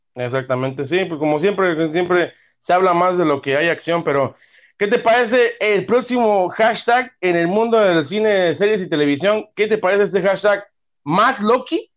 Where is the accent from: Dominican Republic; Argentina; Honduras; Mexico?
Mexico; como buenos mexicanos